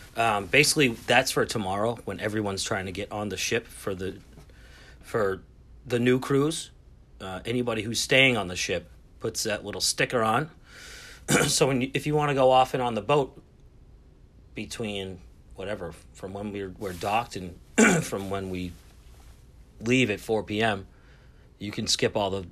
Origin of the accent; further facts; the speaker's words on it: Lynn, Massachusetts, United States; I am from Lynn